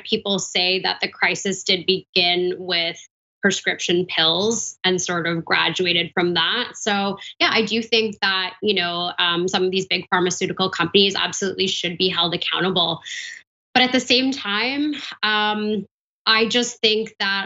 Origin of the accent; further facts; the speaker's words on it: Vancouver, British Columbia, Canada; my hometown, Vancouver, Canada